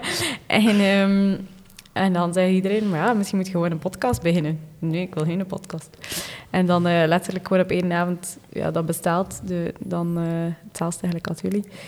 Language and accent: Dutch; East Flanders, Belgium; Ik ben afkomstig van Oost-Vlaanderen